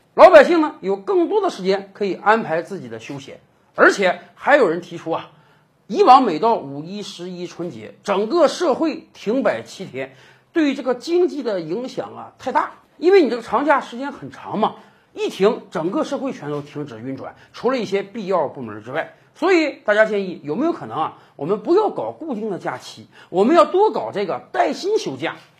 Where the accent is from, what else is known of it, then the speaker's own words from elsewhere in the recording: China; 我们中国人真是很勤劳，而且生活得很辛苦